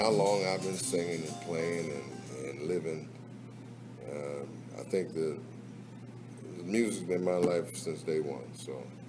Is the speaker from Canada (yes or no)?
no; Philadelphia, Pennsylvania, United States; moved away; growing up in Philly